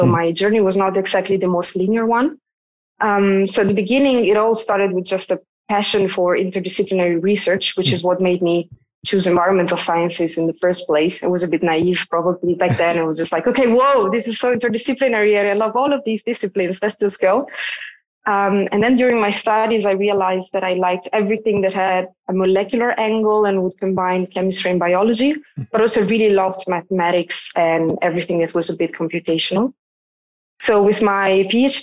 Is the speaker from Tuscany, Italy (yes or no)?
no; Como, Lombardy, Italy; moved away as an adult; also born or lived in Milan, Italy / Zurich, Switzerland; I was born in the northern part of Italy, where I grew up, in the neighborhoods of a very small city called Como.